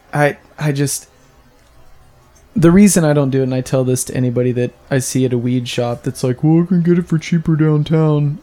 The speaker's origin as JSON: {"language": "English", "region": "Kansas", "country": "United States", "moved": "yes", "lives_now": "Los Angeles, United States", "said": "I'm from Kansas"}